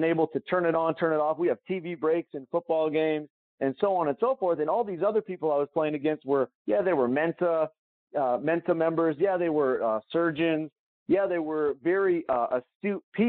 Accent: Calgary, Alberta, Canada; moved away; I flew back to my hometown, Calgary

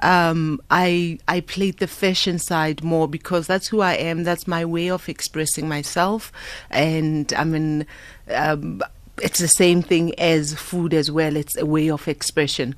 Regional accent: Soweto, Gauteng, South Africa; also born or lived in Italy; I'm proudly South African. I'm born Gosoweto, born and raised.

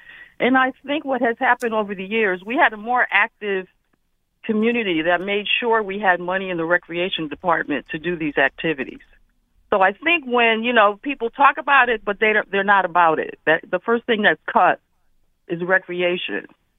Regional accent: Hartford, Connecticut, United States; I grew up in Hartford, and I've been involved from 1968.

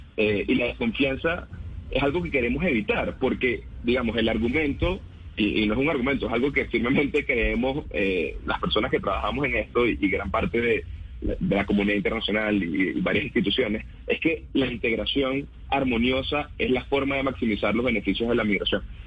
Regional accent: Venezuela; también soy venezolano

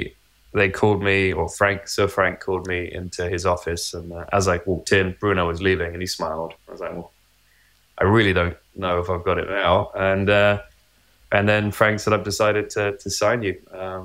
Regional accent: United Kingdom; especially, you know, being British, following British drivers through the ranks and through Williams and winning world championships.

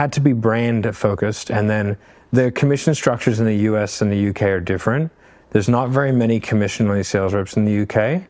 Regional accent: Australia; because we like I'm Australian, like we had him wear Australian brands

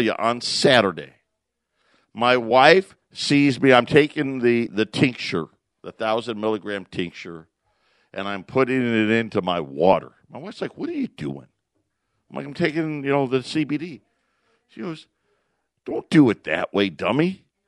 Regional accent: Syracuse, New York, United States; also born or lived in Phoenix area, Arizona; now in Phoenix, United States; I grew up in Syracuse, so I know what snow is

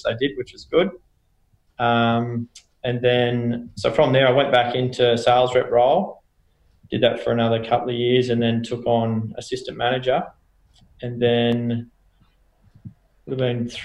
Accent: Toowoomba, Queensland, Australia; also born or lived in Canberra; pretty much born and bred in Toowoomba, born in Canberra, but moved up there when I was four and pretty much been in Toowoomba since I was four

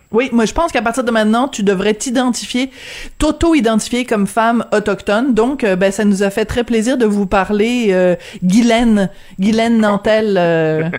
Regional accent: France; accent: French (France); avec mon petit accent français

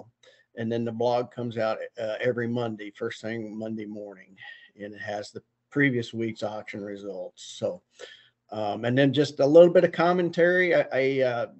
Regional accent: Auxvasse, Missouri, United States; now in Iowa, United States; I'm originally from Missouri. I was raised near Columbia, Missouri, in a little town called Avaz, AUXVASSE.

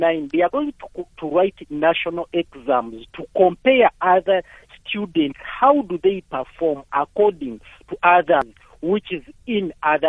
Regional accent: Uganda; now in Mpumalanga, South Africa; I wanted to talk on my background, all the way we started in my country, in Uganda.

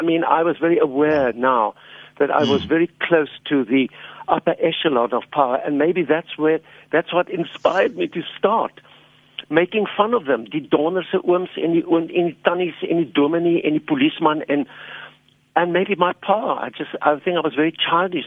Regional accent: Cape Town, Western Cape, South Africa; born or raised there

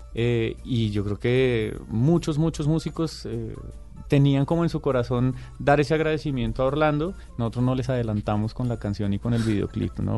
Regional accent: Bogotá, Colombia; somos tres rolos y un laboyano

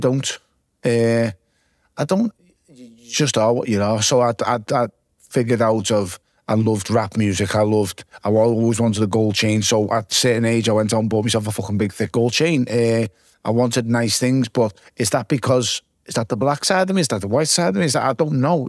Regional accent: Liverpool, North West England, United Kingdom; growing up in the south end

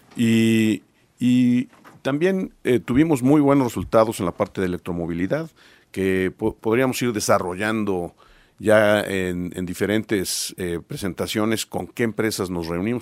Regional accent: Puebla, Mexico; nosotros como poblanos

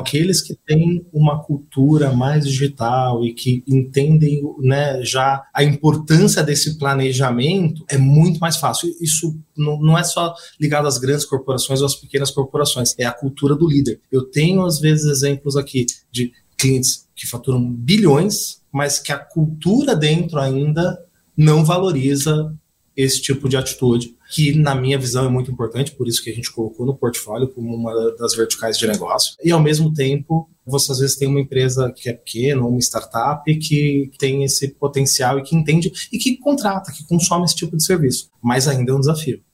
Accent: Osasco, São Paulo, Brazil; Alphaville, é, vizinho de Osasco, onde eu nasci.

